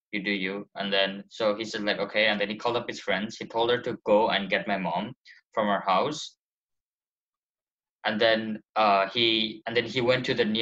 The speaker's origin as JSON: {"language": "English", "country": "Nepal", "moved": "yes", "said": "I am from Nepal, full Nepal"}